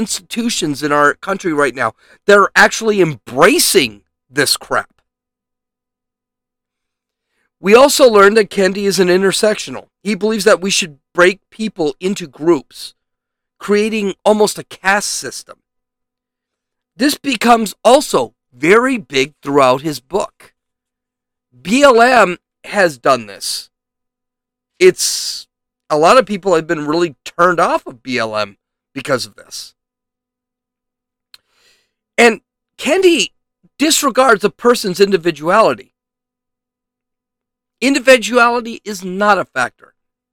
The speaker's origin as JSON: {"language": "English", "country": "United States", "tie": "born or raised there", "said": "I consider myself American. I was born in America"}